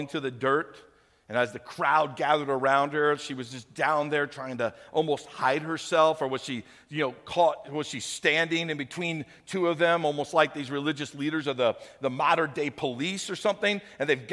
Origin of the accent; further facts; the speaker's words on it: St. Louis, Missouri, United States; moved away; When I was a kid, I grew up in St. Louis.